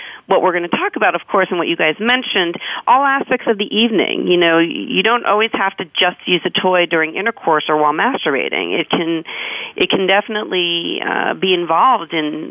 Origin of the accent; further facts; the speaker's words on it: New York, United States; growing up in New York